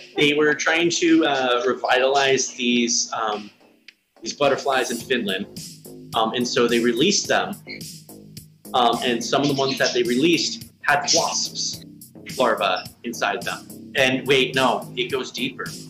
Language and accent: English; United States; I am an American